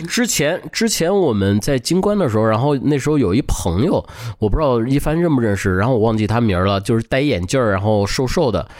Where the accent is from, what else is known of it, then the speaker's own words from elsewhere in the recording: Beijing, China; 我小时候在他家长大嘛，在北京